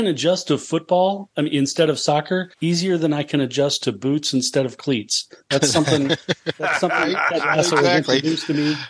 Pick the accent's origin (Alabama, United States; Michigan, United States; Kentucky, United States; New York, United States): Alabama, United States; now in Tampa, United States; I grew up in Alabama and I've supported University of Alabama Crimson Tide football my whole life. It makes people hate you, but it's so satisfying. I live in Tampa now